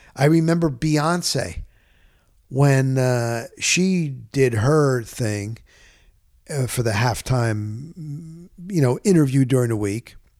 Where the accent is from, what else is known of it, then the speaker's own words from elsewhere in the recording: New Jersey, United States; I'm from Jersey